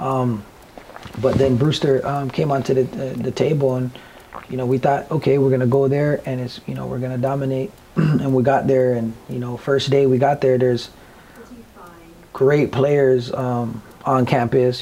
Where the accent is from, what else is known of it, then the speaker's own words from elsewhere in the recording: Toronto, Ontario, Canada; growing up in Scarborough